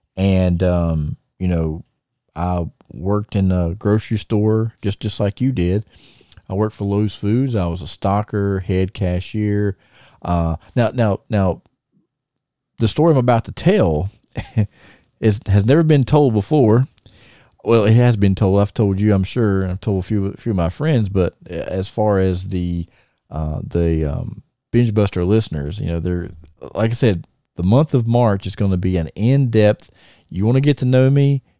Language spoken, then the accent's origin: English; Thomasville, United States; we're in my hometown